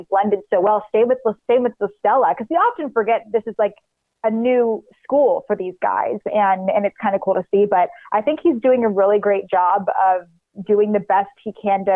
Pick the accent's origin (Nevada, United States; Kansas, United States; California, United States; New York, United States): Nevada, United States; Reno; moved away; I'm from Reno, and I just didn't feel like I could be my best self when I was living there